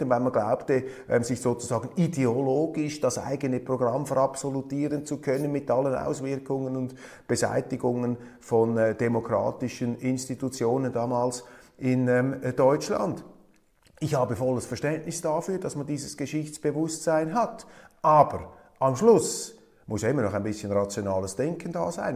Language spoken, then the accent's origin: German; Switzerland; als Schweizer